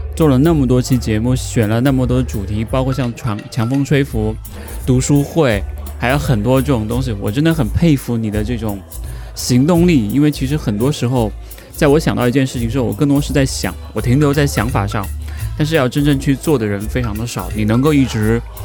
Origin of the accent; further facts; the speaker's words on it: Hunan, China; moved away as an adult; also born or lived in Guangzhou / Shanghai; 我是湖南人，离，离广州很近